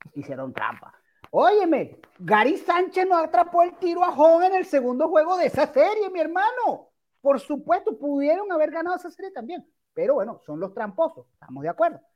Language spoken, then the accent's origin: Spanish; Venezuela; Y no solamente somos los venezolanos